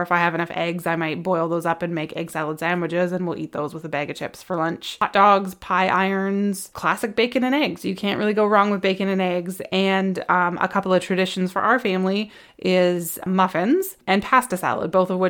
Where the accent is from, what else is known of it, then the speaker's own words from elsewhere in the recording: West Coast, Canada; now in Ontario, Canada; And I grew up on the West Coast and I think I was like 9 years old when they stopped doing bagged milk and they went to jugs.